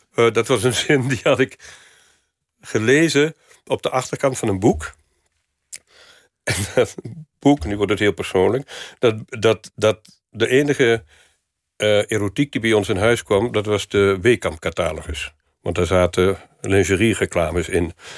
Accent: Venlo, Limburg, Netherlands; moved away; in de provincie, ehm, waar niks was in Venlo waar ik opgroeide

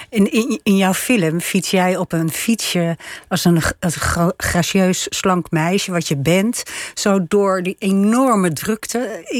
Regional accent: Bruges, Flanders, Belgium; moved away as an adult; also born or lived in Ghent / Egypt; Ik kom oorspronkelijk uit Brugge.

